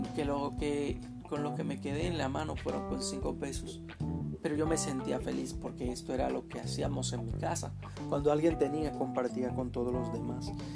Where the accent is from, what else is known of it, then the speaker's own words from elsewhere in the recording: Dominican Republic; Soy de República Dominicana